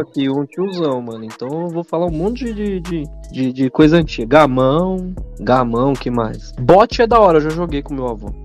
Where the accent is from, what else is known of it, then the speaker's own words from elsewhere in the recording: São Paulo, Brazil; sou de São Paulo, mano. São Paulo capital